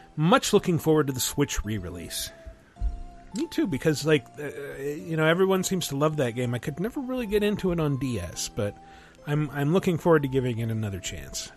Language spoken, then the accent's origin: English; Toronto, Ontario, Canada; I'm from Toronto